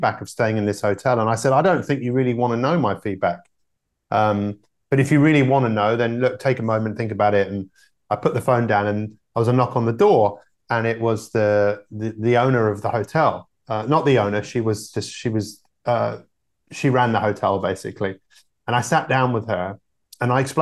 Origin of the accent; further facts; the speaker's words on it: London, United Kingdom; I grew up in London